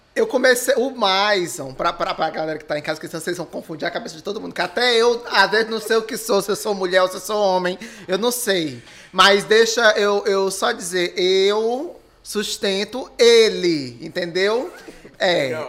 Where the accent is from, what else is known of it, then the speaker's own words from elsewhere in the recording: Maracanaú, Ceará, Brazil; eu sou filho nato de Maracanaú, nasci em Maracanaú. E moro até hoje